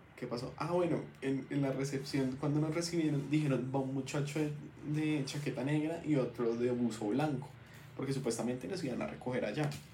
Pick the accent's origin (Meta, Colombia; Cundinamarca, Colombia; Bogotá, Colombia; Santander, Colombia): Bogotá, Colombia; Yo, yo soy rolo completamente